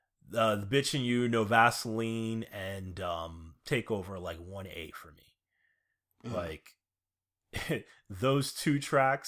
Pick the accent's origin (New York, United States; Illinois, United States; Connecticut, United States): New York, United States; New York City; I'm from Queens.